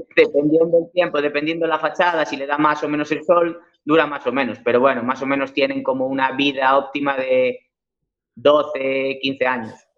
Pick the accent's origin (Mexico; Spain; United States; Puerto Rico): Spain; Cambre, Galicia; yo soy gallego, ¿eh? nací en Cambre, viví toda mi vida aquí